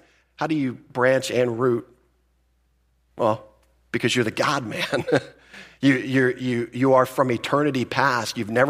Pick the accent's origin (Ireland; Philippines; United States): Philippines; born there; Some of you know that I was born in the Philippines.